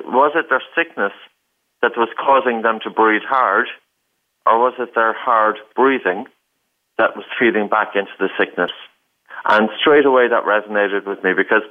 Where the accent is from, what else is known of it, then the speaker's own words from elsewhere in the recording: Ireland; I grew up in Ireland.